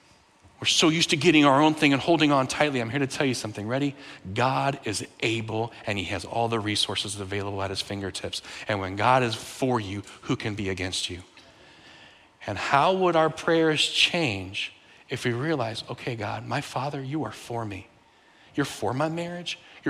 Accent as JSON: {"language": "English", "country": "Bolivia", "tie": "born there", "also_born_or_lived": "United States", "said": "I've lived in 7 countries, and when I was born in Bolivia, where they speak Spanish. My parents are from the U.S., so I spoke English in the home."}